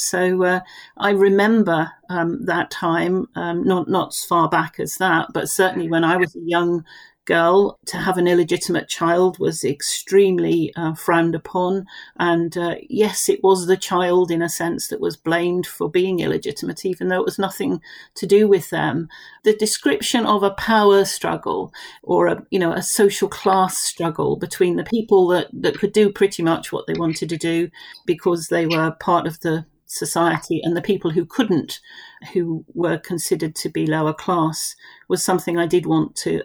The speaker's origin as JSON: {"language": "English", "town": "Romsey", "region": "South East England", "country": "United Kingdom", "tie": "born or raised there", "lives_now": "Chandler's Ford, United Kingdom", "said": "I was born and brought up in Romsey, lived there the first 15 years of my life."}